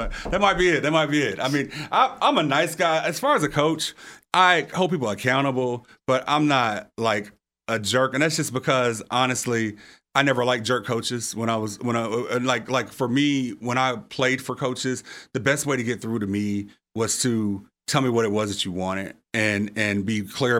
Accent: Little Rock, Arkansas, United States; now in Memphis, United States; I'm originally from Little Rock. I'm not an original Memphian.

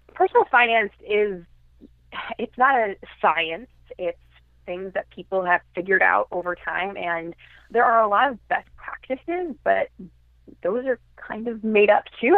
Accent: Chicago, Illinois, United States; now in Brooklyn, United States; I'm originally from the Chicago area, but I live in Brooklyn, New York now

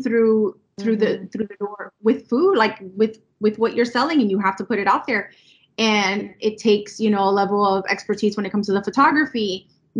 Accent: Miami, Florida, United States; my mom is Colombian, my dad is Cuban, and I was born and raised here in Miami

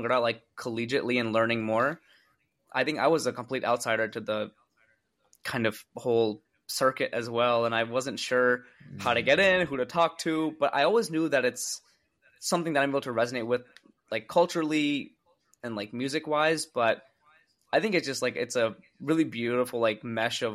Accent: Long Island, New York, United States; We grew up in Long Island in New York.

